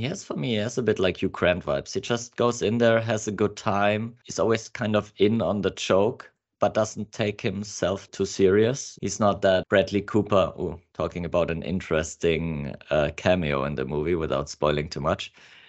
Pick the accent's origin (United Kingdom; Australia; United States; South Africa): Australia; accent: Australian; Excuse my English accent, it's not as great as my Australian.